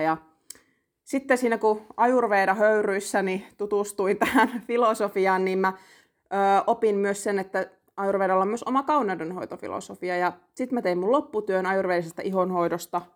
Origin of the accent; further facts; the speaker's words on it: Lapland, Finland; Mä oon itse Lapista